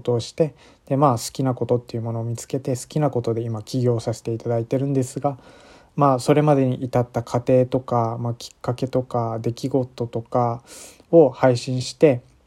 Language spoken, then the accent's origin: Japanese; Okinawa, Japan; moved away as an adult; now in Tokyo, Japan; 僕は沖縄県出身の24歳